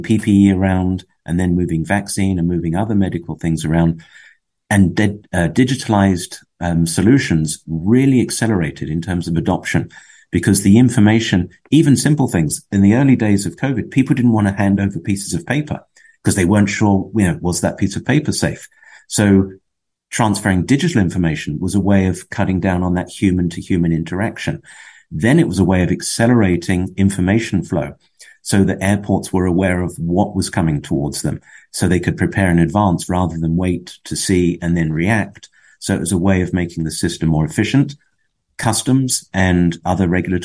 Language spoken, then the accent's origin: English; West Palm Beach, Florida, United States; moved away as an adult; also born or lived in Fort Lauderdale, Florida; now in Europe; I grew up in West Palm